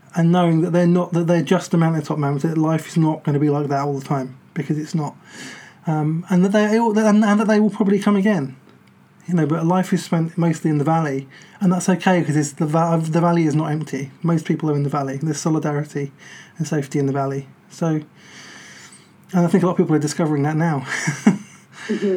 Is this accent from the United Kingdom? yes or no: yes; United Kingdom; we're British